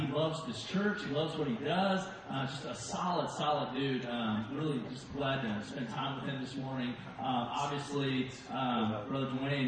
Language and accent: English; Arnold, Missouri, United States; I grew up in Arnold, Missouri